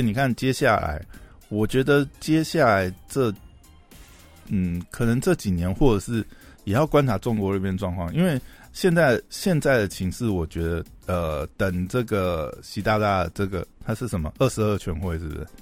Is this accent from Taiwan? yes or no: yes; Taiwan; 我们台湾人的立场